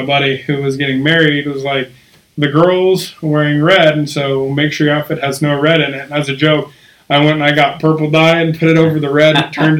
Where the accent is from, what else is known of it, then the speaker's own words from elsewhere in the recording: Okmulgee, Oklahoma, United States; moved away; I'm from Omulga, Oklahoma. It's about 45 minutes south of Tulsa, if you know where that is.